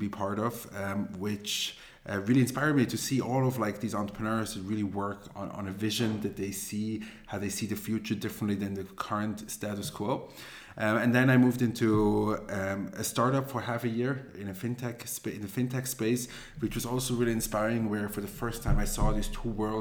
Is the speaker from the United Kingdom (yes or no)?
no; Zurich, Switzerland; also born or lived in Israel; I grew up here in Zurich. Then after I finished my high school, I moved to Israel